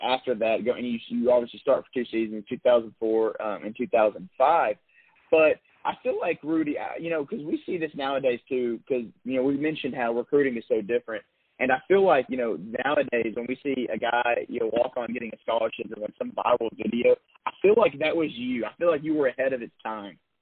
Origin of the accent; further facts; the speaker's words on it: Birmingham, Alabama, United States; growing up in Birmingham